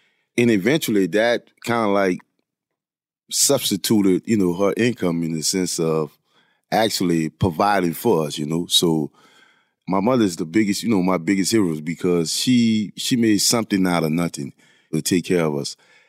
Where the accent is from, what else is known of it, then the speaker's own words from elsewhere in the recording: Louisiana, United States; I was the elder of five other siblings. My mother had six children. I mean, we grew up poor in a poor neighborhood.